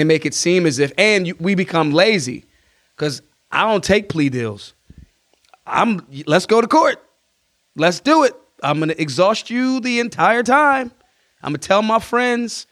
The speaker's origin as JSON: {"language": "English", "town": "Philadelphia", "region": "Pennsylvania", "country": "United States", "said": "I'm from Philly"}